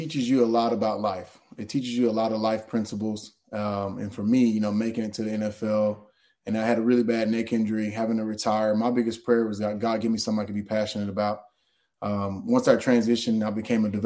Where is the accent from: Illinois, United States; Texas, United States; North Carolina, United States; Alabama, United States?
Texas, United States; East; also born or lived in College Station, Texas; born and raised in East Texas, grew up with a single mom